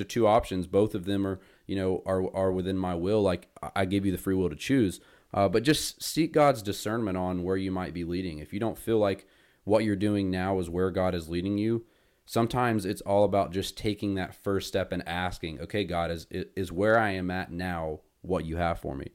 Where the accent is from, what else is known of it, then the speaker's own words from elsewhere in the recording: Winston-Salem, North Carolina, United States; since I am from Winston